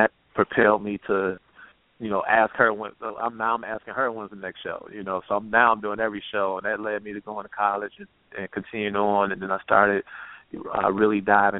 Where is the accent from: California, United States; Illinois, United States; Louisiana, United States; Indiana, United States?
Illinois, United States; Chicago; I grew up on the South Side on 87 in Winchester